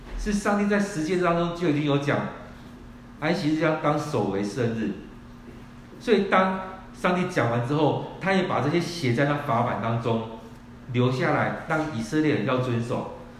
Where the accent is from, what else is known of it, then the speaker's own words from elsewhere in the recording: Kaohsiung, Taiwan; moved away; 我们是高雄的人，我们回到高雄去